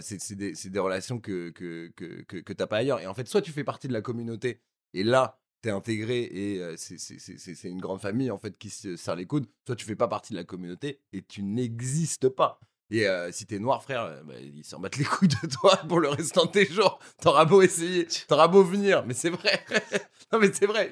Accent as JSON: {"language": "French", "town": "Paris", "region": "Île-de-France", "country": "France", "tie": "born or raised there", "also_born_or_lived": "Corsica", "said": "j'ai grandi à Paris dans le 7ème"}